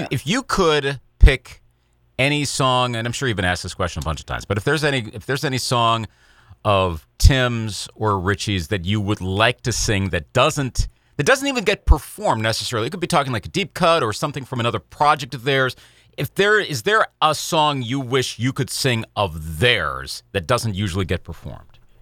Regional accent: Eau Claire, Wisconsin, United States; I remember being a sophomore at Memorial High School in Eau Claire, Wisconsin. This podcast is based my hometown

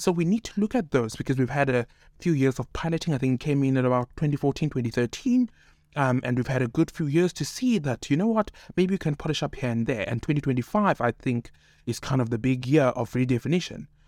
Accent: Cape Town, Western Cape, South Africa; born in Cape Town, raised in Cape Town

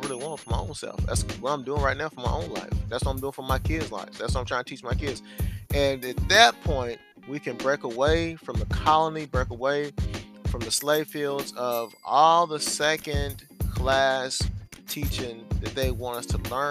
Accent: United States; we're Americans

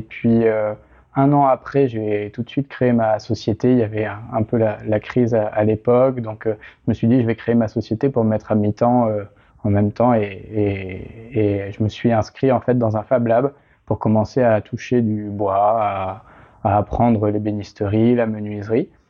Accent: La Rochelle, Nouvelle-Aquitaine, France; moved away as an adult; now in Paris, France; je suis originaire de La Rochelle

